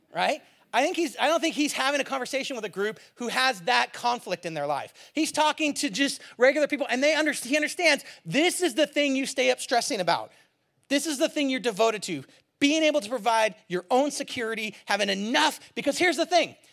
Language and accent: English; Bay Area, California, United States; moved away; also born or lived in Seattle / Eugene, Oregon; I grew up in the Bay Area